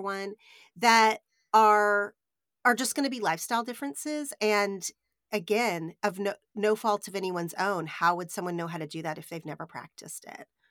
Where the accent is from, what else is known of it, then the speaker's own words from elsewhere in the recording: Oklahoma, United States; I grew up in Oklahoma, which is very Southern in culture